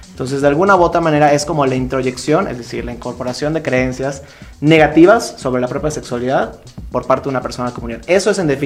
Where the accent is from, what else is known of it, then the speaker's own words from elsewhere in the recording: Mérida, Yucatán, Mexico; now in Mexico City, Mexico; soy originario de Mérida, Yucatán. Y me he dedicado hace ya algún tiempo al tema del activismo LGBT. Eh, en mi tierra natal, ahí en Yucatán. Y desde hace un año ya aquí en la Ciudad de México